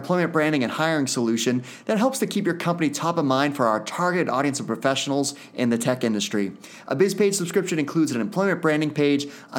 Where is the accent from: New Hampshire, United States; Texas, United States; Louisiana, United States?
New Hampshire, United States; Hooksett; I grew up in Hooksett, New Hampshire.